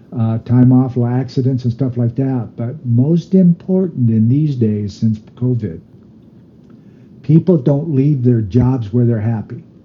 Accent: United States; I'm Native American

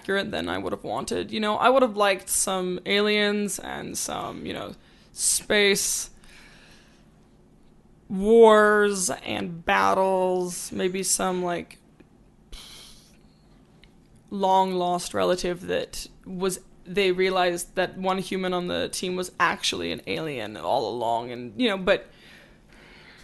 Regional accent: Calgary, Alberta, Canada; Calgary. Born and raised.

